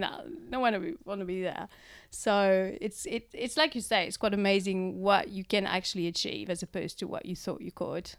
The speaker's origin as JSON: {"language": "English", "country": "France", "moved": "yes", "lives_now": "Christchurch, New Zealand", "said": "I'm from France. Um, arrived in Christchurch in two thousand and four"}